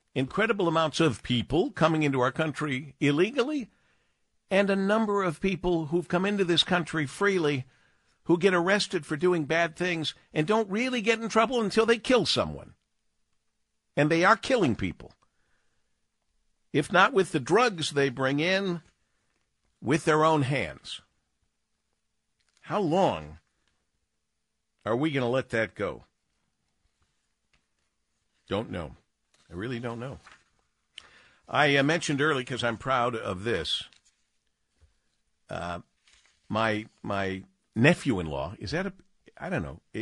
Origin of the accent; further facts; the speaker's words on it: Monroe, Michigan, United States; new business, first of its kind, in my hometown.